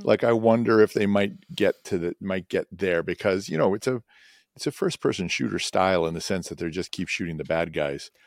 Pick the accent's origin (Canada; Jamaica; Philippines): Canada; I'm Canadian